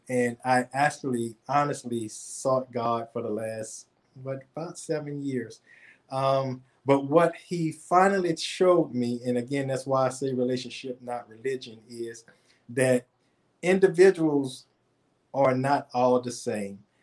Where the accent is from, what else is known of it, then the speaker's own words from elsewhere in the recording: New Orleans, Louisiana, United States; now in Atlanta, United States; I'm from New Orleans originally. I live in Atlanta now